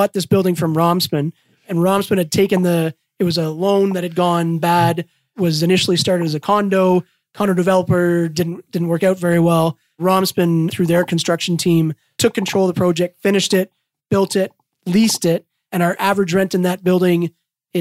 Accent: Walkerton, Ontario, Canada; we grew up in Waukerton, Ontario, which is very small

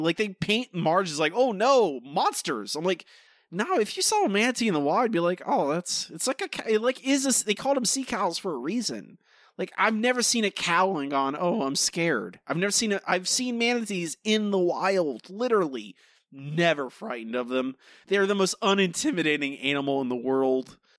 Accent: Florida, United States; moved away; I grew up and lived in Florida for a long time

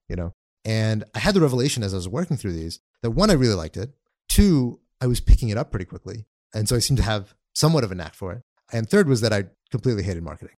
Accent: Austin, Texas, United States; also born or lived in Dallas, Texas; we were in Dallas very briefly, and then we grew up in a suburb of Austin

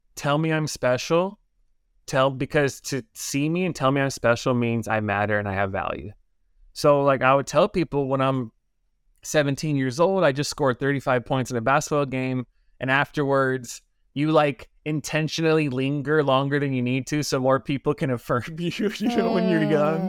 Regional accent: Los Angeles, California, United States; I grew up in Los Angeles area, LA Unified School District

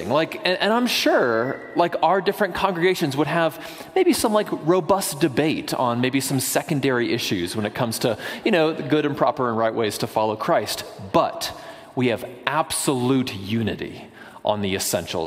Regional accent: the South, United States; moved away; I'm from the South

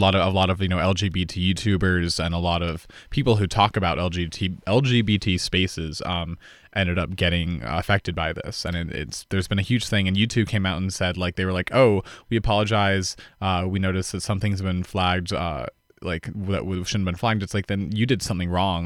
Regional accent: Boulder, Colorado, United States; back in Boulder years ago

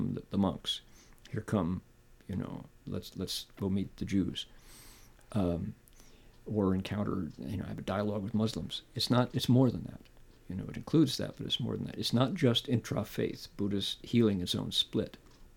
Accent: United States; I'm authentically an American

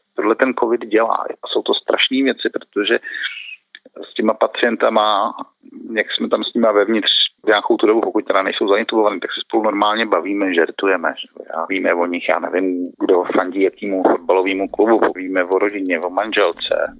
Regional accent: Liberec, Liberec Region, Czechia; now in Prague, Czech Republic; jsem z Liberce původně

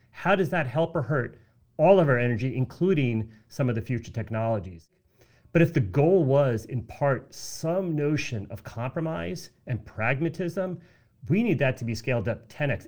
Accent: United States; I am an American

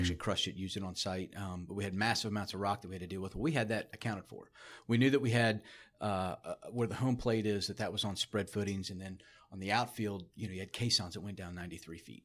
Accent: South Florida, United States; growing up in South Florida

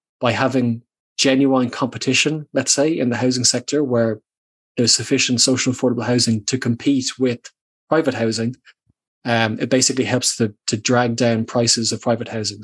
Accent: Dublin, Leinster, Ireland; when I was a kid growing up in Dublin

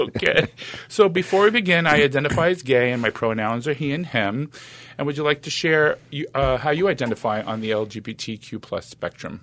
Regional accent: New York City, New York, United States; accent: East Coast; I was born in Brooklyn.

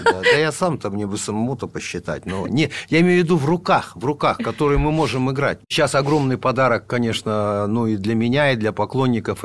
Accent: Novosibirsk, Novosibirsk Oblast, Russia; мы, понятно, тоже из Новосибирска

